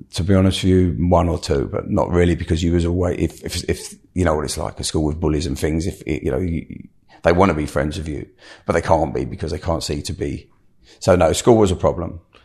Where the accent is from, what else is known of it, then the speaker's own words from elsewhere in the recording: London, United Kingdom; I grew up in South London